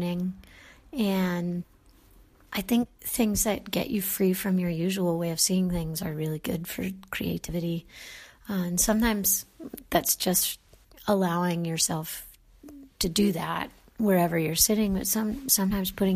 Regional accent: Raleigh, North Carolina, United States; moved away as an adult; also born or lived in Houston, Texas / New York; I grew up in North Carolina in the 80s

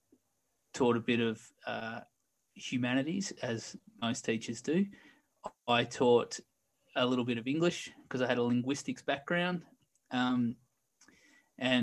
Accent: Australia; moved away as an adult; I've been out of Australia for 11 years now

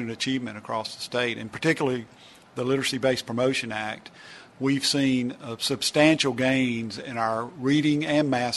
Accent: Oxford, Mississippi, United States; Oxford, my hometown

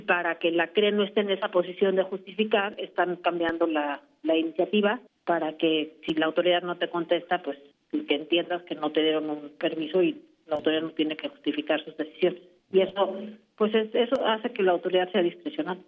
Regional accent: Mexico; como mexicanos

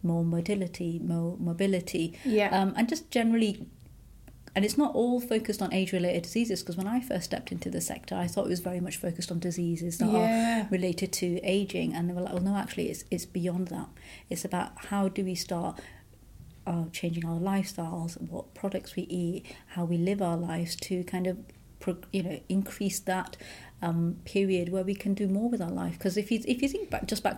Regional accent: Edinburgh, Scotland, United Kingdom; also born or lived in Huddersfield, Yorkshire; now in Newcastle, United Kingdom; I was born in Huddersfield in Yorkshire, and I was about 2 or 3 when my dad bought a business in Scotland, and then we moved to Edinburgh. So we grew up in Edinburgh

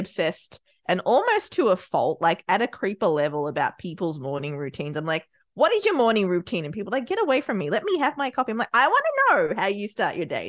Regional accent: Australia; also born or lived in Sri Lanka; I was born in Sri Lanka, raised in Australia

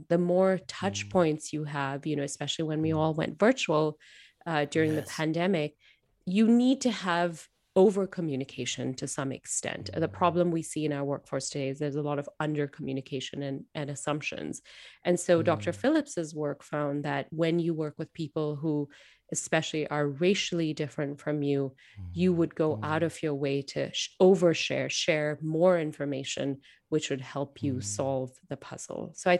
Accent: Singapore; So I present as an Indian woman. I was born and brought up in Singapore.

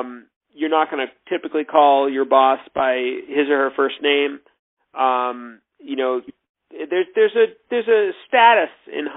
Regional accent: United States; I'm American, and I was young, in my early 20s at the time

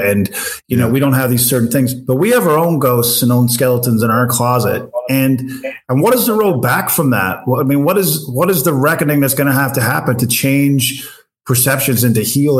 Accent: Newfoundland and Labrador, Canada; moved away; also born or lived in Western Canada; I'm from Newfoundland originally. And when I moved out west

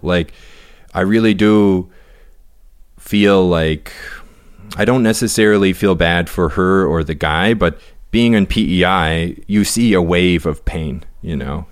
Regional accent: the Maritimes, Canada; we're from the Maritimes

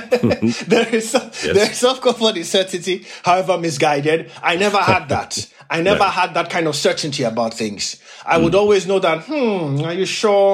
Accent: Nigeria; moved away as an adult; also born or lived in Poland / Britain; now in United Kingdom; I grew up in Nigeria there. I went to primary and secondary school in Nigeria.

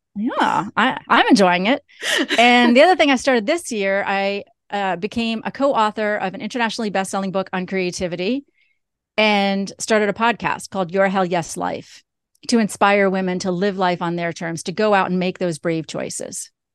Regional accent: New York, United States; I'm originally from New York.

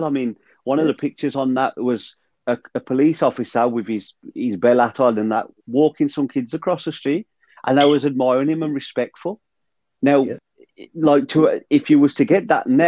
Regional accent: the Wallers, West Midlands, United Kingdom; I grew up on the Wallers, and everybody on there, I pretty much knew who lived

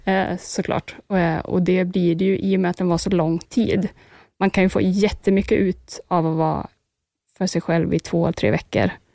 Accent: Sweden; här hemma i Sverige

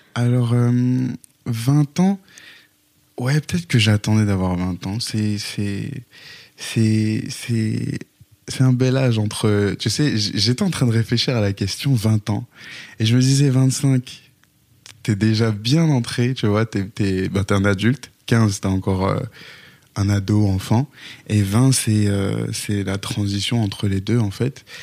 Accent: Haiti; je suis né en Haïti et chez les Haïtiens, le dernier

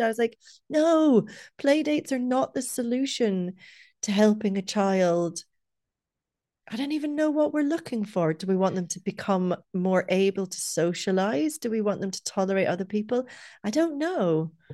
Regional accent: Scotland, United Kingdom; also born or lived in Dublin, Ireland; now in Cork, Ireland; I'm not from where we live, I'm from Scotland about a million years ago

